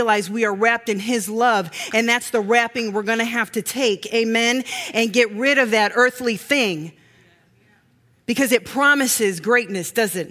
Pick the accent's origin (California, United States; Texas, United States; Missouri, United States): Missouri, United States; from Missouri